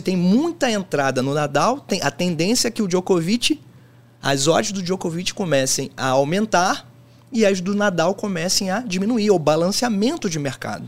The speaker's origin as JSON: {"language": "Portuguese", "region": "Rio de Janeiro", "country": "Brazil", "said": "Eu sou do Rio de Janeiro"}